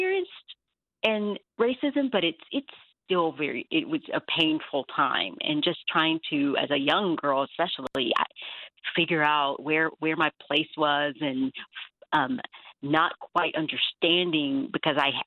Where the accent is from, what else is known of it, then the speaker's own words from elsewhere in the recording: the South, United States; I did grow up in the South.